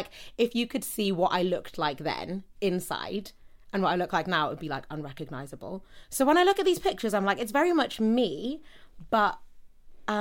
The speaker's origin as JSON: {"language": "English", "town": "Newcastle upon Tyne", "region": "North East England", "country": "United Kingdom", "tie": "born or raised there", "moved": "yes", "said": "I grew up in Newcastle"}